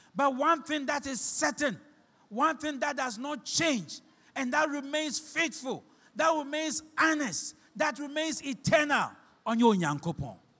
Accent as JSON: {"language": "English", "town": "Shama", "region": "Western Region", "country": "Ghana", "said": "you don't know where I came from. I'm from Shama."}